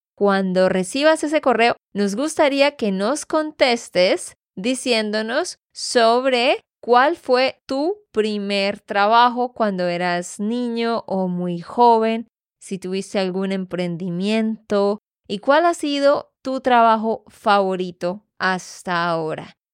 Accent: Santander, Colombia; de Santander, Colombia

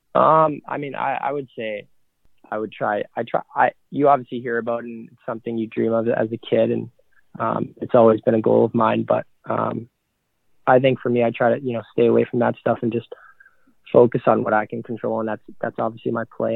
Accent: Mississauga, Ontario, Canada; also born or lived in Oakville, Ontario; I was born in Oakville, Ontario. Moved to Mississauga, Ontario

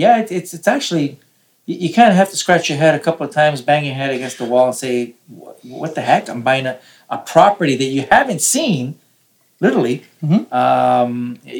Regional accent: Toronto, Ontario, Canada; we're from Toronto, my wife

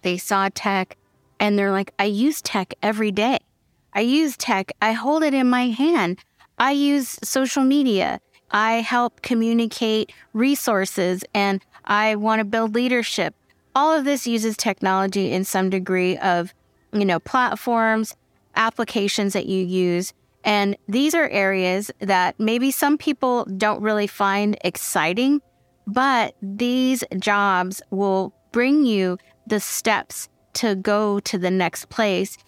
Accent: Fresno, California, United States; I'm from Fresno

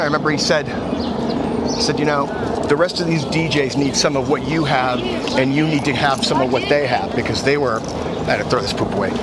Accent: Cambridge, Massachusetts, United States; I grew up in Cambridge, Massachusetts

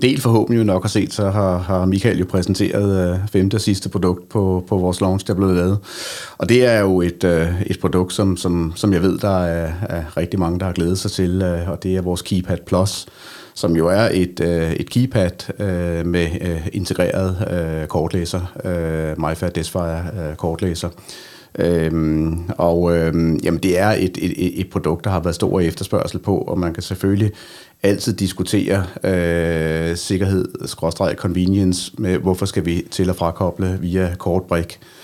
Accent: Denmark; vores øh, område hjemme i Danmark

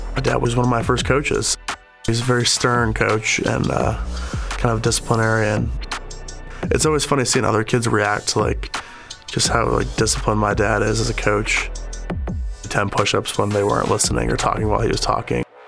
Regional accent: Park Ridge, Illinois, United States; I'm from Park Ridge, Illinois. Grew up a Packers fan in Chicago

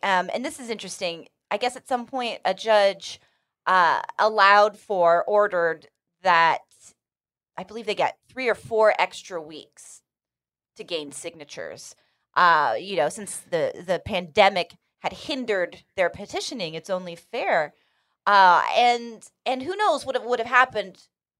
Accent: California, United States; Fun little perk of being a Californian.

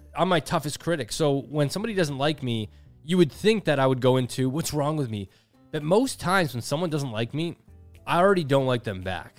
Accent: Canada; as a Canadian TikToker

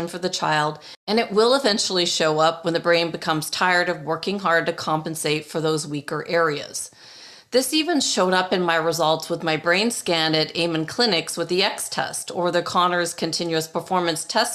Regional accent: Toronto, Ontario, Canada; now in Arizona, United States; Toronto, where I grew up and went to school

